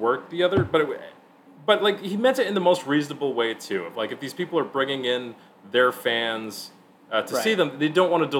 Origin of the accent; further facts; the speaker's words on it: Atlanta, Georgia, United States; I'm from Atlanta